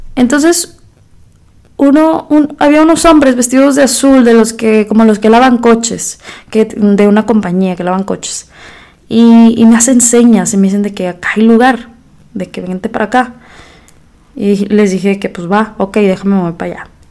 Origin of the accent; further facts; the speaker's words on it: Mexico; moved away as an adult; also born or lived in United States; now in Monterrey, Mexico; cómo somos los mexicanos